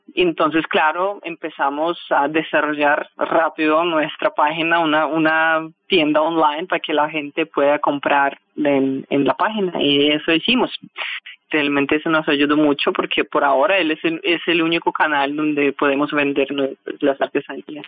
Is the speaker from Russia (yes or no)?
yes; Russia; now in Colombia; mi tierra